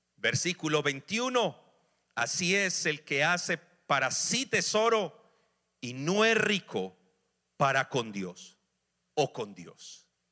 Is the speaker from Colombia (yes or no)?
yes; Colombia; moved away; en mi país, Colombia